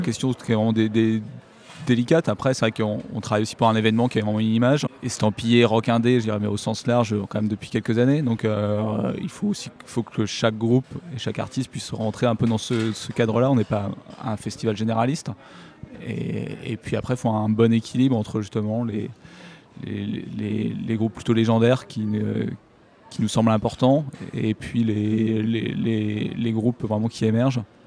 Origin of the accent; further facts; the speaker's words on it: Brittany, France; on est têtu, hein, on est breton